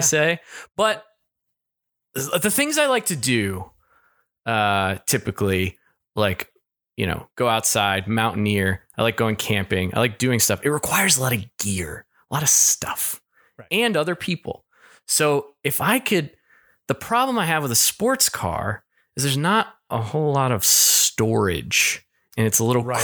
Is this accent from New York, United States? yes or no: no; Kentucky, United States; moved away; I'm from Kentucky, and I lived very close to the Corvette Museum growing up